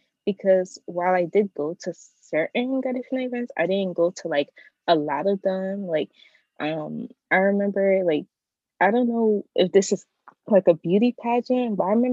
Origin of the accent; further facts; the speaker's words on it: New York City, New York, United States; I'm from East New York.